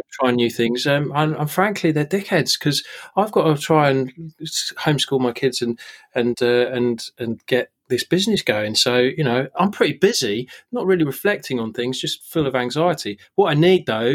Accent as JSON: {"language": "English", "town": "Ealing", "region": "London", "country": "United Kingdom", "tie": "born or raised there", "said": "I was born in Ealing"}